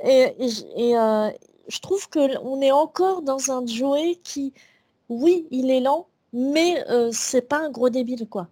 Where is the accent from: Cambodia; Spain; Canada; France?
France; nous, en tant que Français